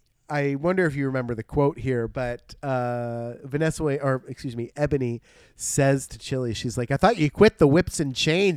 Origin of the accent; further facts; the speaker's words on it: Bergen County, New Jersey, United States; moved away; when I was home from Paramus.